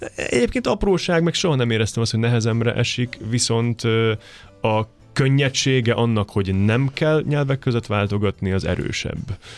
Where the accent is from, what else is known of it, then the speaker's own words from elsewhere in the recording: Košice, Košice Region, Slovakia; first language Hungarian; moved away as an adult; also born or lived in Komárno, Slovakia / Budapest, Hungary; now in Tata, Hungary; Kassára, nekem az a szülővárosom